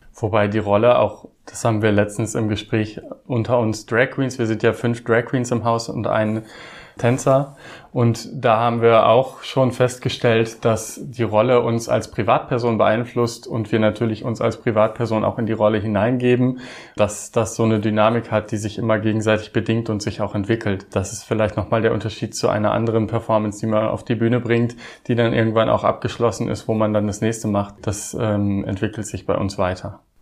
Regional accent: Osnabrück Land, Lower Saxony, Germany; moved away; ich komme ursprünglich aus dem Osnabrücker Land

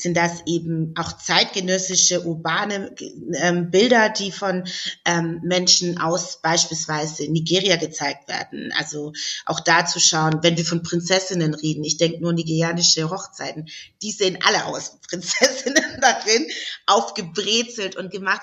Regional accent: Stuttgart, Baden-Württemberg, Germany; Ich komme ja aus Stuttgart

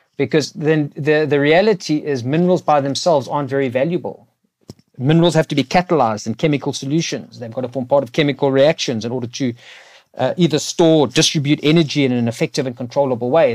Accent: South Africa; as a South African living in South Africa

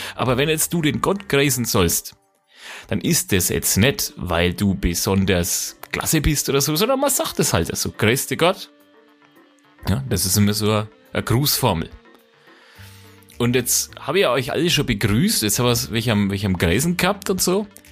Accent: Franconia, Bavaria, Germany; wir sind Franken, wir sind halt keine Bayern

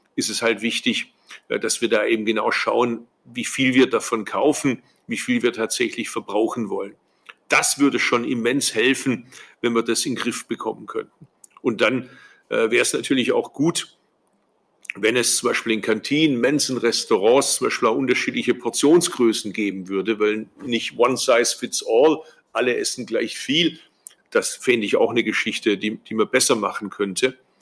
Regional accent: Swabia, Germany; als Schwabe

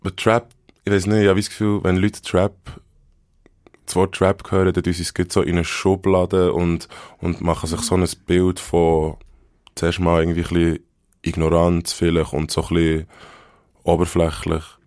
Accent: Bern, Switzerland; accent: Bernese German; first language Bernese German; ich bin in Bern in einem Spital geboren

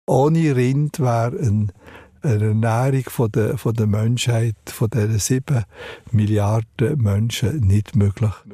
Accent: Wolfwil, Solothurn, Switzerland; dort, wo ich aufgewachsen bin, in Wolfwil

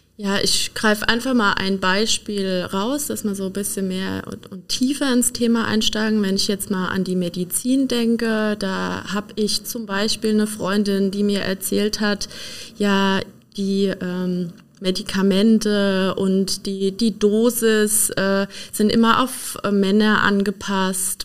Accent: Donnersbergkreis, Rhineland-Palatinate, Germany; ich bin Pfälzerin. Ich komme aus dem Donnersbergkreis

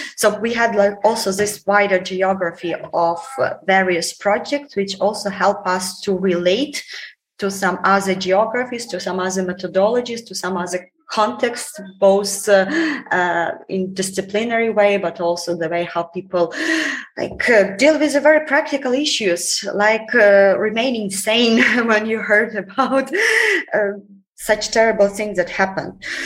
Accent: Ukraine

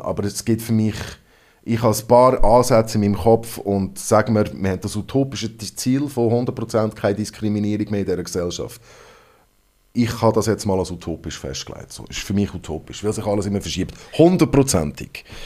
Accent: Hong Kong; first language English; German is a second language; now in Switzerland; Das ist meine Muttersprache. Ich bin in Hongkong aufgewachsen

